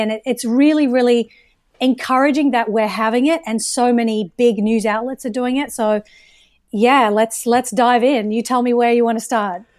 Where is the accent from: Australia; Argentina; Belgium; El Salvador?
Australia; moved away as an adult; also born or lived in United Kingdom; now in United States; I was born in the U K, raised in Australia, where I would consider myself Australian for conversation's sake